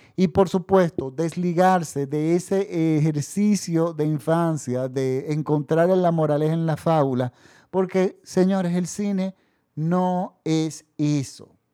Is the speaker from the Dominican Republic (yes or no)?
yes; Dominican Republic; En mi país, por ejemplo, la República Dominicana